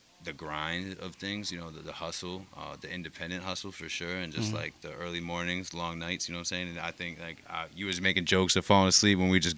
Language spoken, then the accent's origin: English; Albany, New York, United States; I'm from Albany, New York